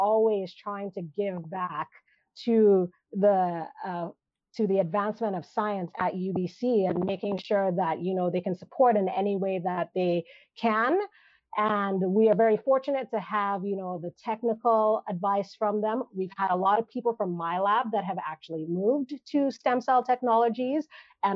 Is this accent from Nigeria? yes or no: yes; Nigeria; now in Canada; I grew up in Nigeria